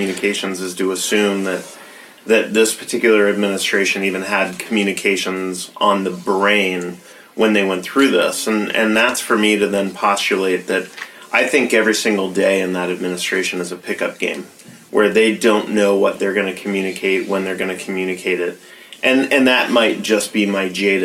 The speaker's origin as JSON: {"language": "English", "region": "Utah", "country": "United States", "tie": "born or raised there", "said": "I grew up in Utah"}